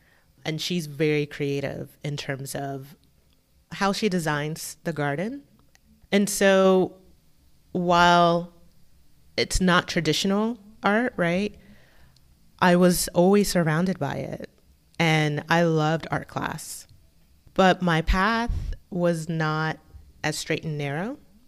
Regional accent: Florida, United States; So I grew up in a military family. My dad was in the Navy. And so we spent most of our time in Florida.

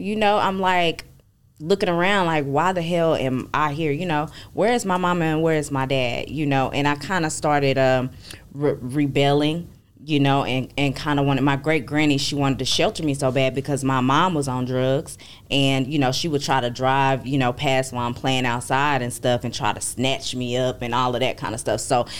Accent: Arlington, Texas, United States; I'm from Arlington, Texas. That's out there by Dallas, D-Town.

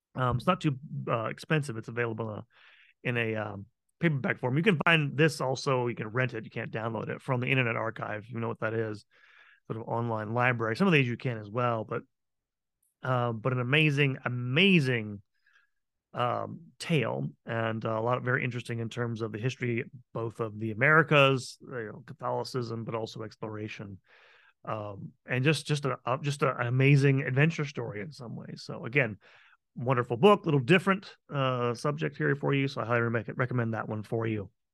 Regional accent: Tampa, Florida, United States; what is today my hometown of Tampa Bay, of Tampa, Florida

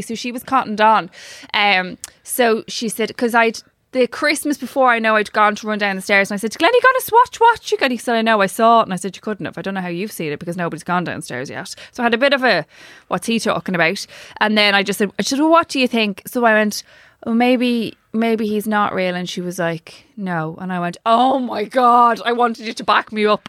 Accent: Ireland; I actually love being Irish

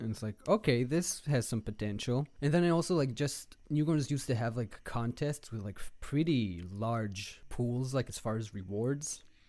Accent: Tel Aviv, Tel Aviv District, Israel; moved away as an adult; now in Los Angeles, United States; I'm, uh, born and raised in Israel, in Tel Aviv

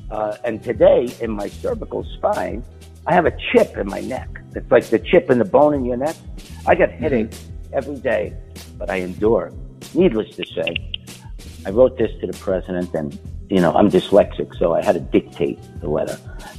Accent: New York, United States; Hey, because I come from New York and we sell sauce and cheese, and I'm Italian and Puerto Rican.

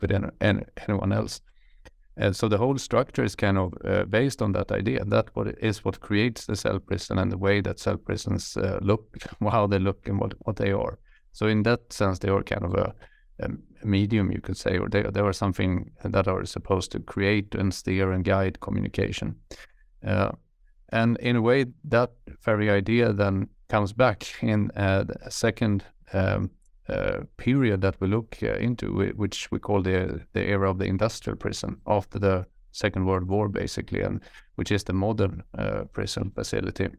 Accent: Sweden; I'm from Sweden, uh, from the countryside where I grew up in the middle of nowhere

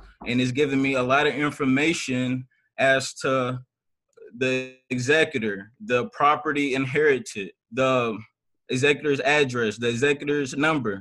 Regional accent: Louisville, Kentucky, United States; also born or lived in Washington, D.C.; I was born in Washington, D.C., but I was raised in Louisville, Kentucky

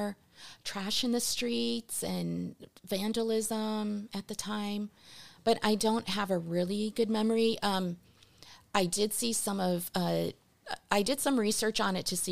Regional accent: St. Louis, Missouri, United States; first language Portuguese; English is a second language; also born or lived in Porto, Portugal / Rochester, Minnesota; I grew up in St. Louis from when I was 8 until I was 18.

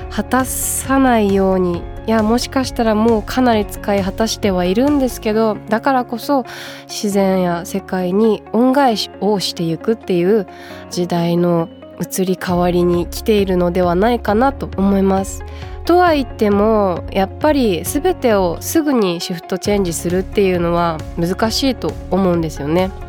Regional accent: Fukushima, Japan; 私の地元は福島県福島市というところでかなり自然豊かな場所で育ちまして

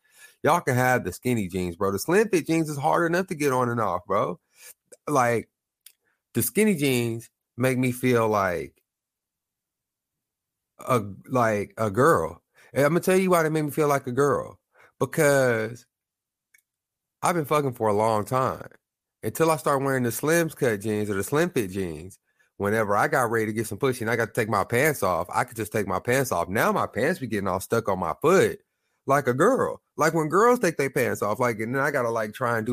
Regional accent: Lawton, Oklahoma, United States; now I'm from Oklahoma. I'm from Lawton, small town.

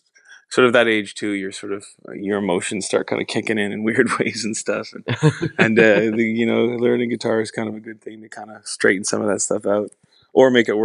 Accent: Nova Scotia, Canada; now in Toronto, Canada; I'm actually in Toronto right now. I'm from Nova Scotia, but I made the move to Toronto a little while ago.

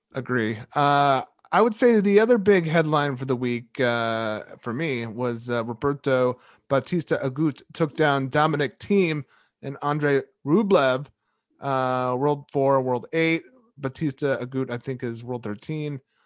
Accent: United States; a American

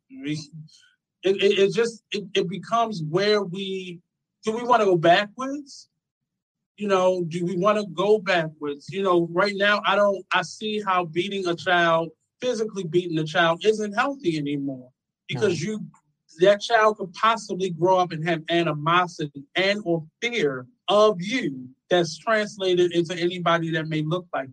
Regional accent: Philadelphia, Pennsylvania, United States; I'm from Philly

